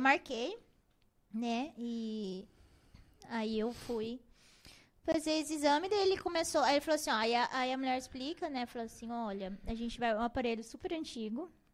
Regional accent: Rondonópolis, Mato Grosso, Brazil; Eu nasci aqui mesmo, em Rondonópolis

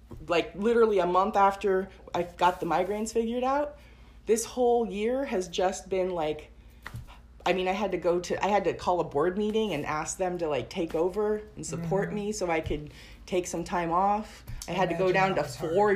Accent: Portland, Oregon, United States; also born or lived in Tigard; I grew up in Portland, but then I moved to the suburbs

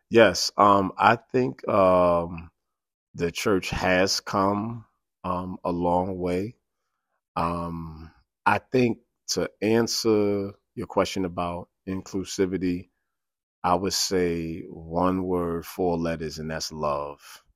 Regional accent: New York City, New York, United States; also born or lived in Harlem; born and raised in the South Bronx

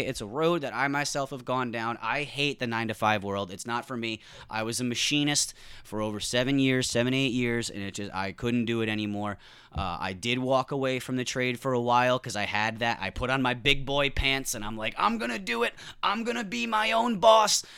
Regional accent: New England, United States; I grew up in New England

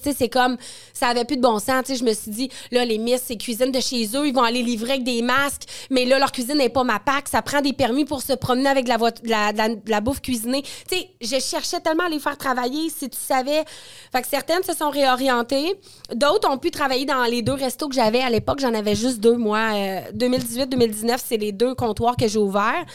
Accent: Quebec City, Quebec, Canada; moved away as an adult; also born or lived in Northern Ontario; now in Montreal, Canada; je viens de Limoilou, un petit quartier de, Québec, qui, il y a 36 euh, ans, pour ne pas trahir mon âge, était vraiment pauvre

